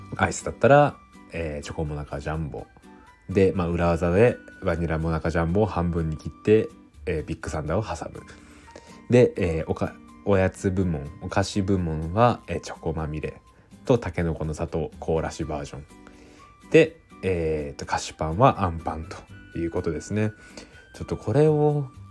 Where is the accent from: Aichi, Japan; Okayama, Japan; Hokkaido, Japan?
Aichi, Japan; now in Tokyo, Japan; 僕はですね愛知県出身なんで